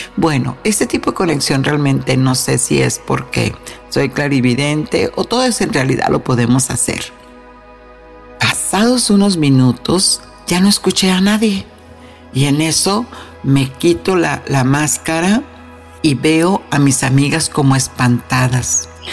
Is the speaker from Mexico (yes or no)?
yes; Mexico; moved away; en mi tierra natal, México